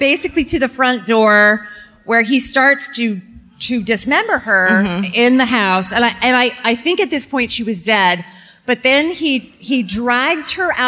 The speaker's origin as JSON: {"language": "English", "region": "Texas", "country": "United States", "said": "I'm from Texas"}